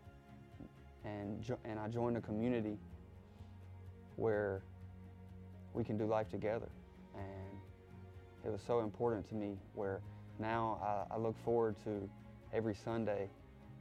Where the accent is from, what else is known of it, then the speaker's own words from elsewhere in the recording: South Carolina, United States; moved away as an adult; now in Virginia, United States; I'm from South Carolina